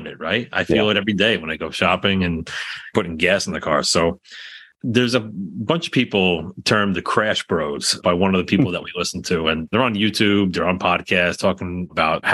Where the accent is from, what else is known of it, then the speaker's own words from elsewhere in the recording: New York, United States; being a New Yorker